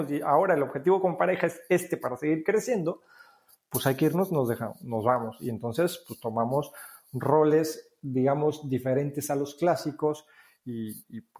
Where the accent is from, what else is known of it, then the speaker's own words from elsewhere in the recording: Mexico; moved away as an adult; fue eh, el hecho de la primera vez que, salimos de México a vivir acá. Esta es la segunda vez que estamos por acá, Paola y yo.